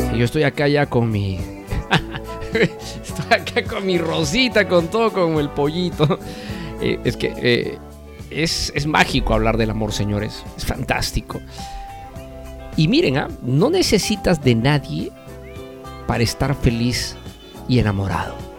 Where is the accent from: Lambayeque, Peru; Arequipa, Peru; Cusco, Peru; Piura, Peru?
Cusco, Peru; now in Lima, Peru; mi tierra querida y adorada de Cusco, Perú.